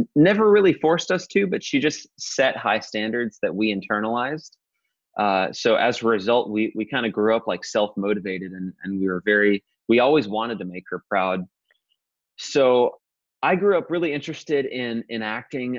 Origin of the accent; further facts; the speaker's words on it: Modesto, California, United States; I grew up in Modesto